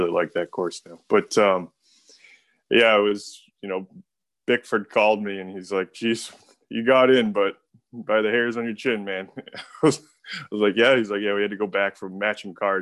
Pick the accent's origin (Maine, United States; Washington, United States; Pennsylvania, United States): Maine, United States; South Portland; I grew up in South Portland. I live in Portland now